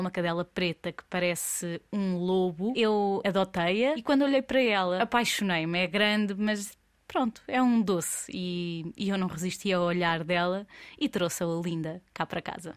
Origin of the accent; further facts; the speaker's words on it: Coimbra, Centro, Portugal; sou de Coimbra